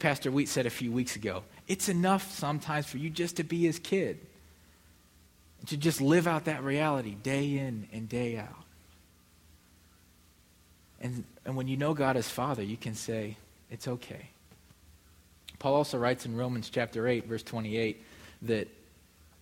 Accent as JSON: {"language": "English", "region": "Midwest", "country": "United States", "moved": "as an adult", "lives_now": "Mississippi, United States", "said": "I would call Midwesterner."}